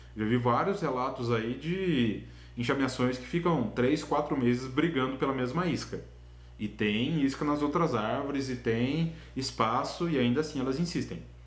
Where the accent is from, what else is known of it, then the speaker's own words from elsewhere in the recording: Itaporanga, São Paulo, Brazil; also born or lived in Londrina, Paraná; Eu sou de Itaporanga, São Paulo, uma cidadezinha na divisa com o Paraná